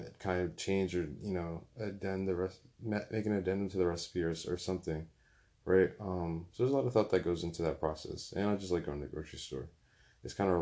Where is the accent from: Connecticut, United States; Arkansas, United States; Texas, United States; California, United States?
Connecticut, United States; Bloomfield; also born or lived in West Hartford; growing up in Bloomfield, going to school in West Hartford